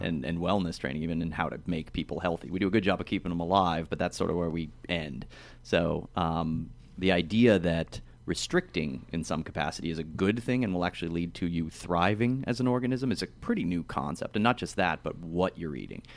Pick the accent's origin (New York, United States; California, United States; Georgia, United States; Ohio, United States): Ohio, United States; I'm from Ohio